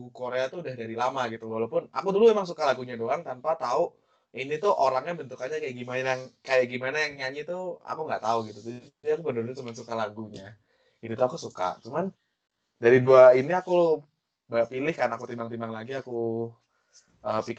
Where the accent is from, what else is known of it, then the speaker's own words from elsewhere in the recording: Semarang, Central Java, Indonesia; Uh, aku asalnya dari Semarang, tapi